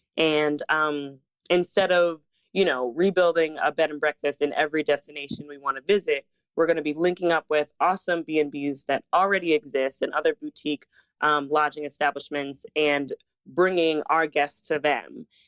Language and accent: English; Southern New Jersey, United States; moved away; also born or lived in Brooklyn, New York; And I grew up in Southern New Jersey, but my parents are Jamaican.